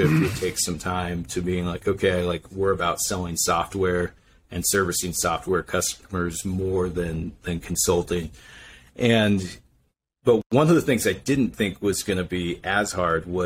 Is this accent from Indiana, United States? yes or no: no; Idaho, United States; moved away as an adult; now in Utah, United States; I'm originally from Idaho, and, I came down here to BYU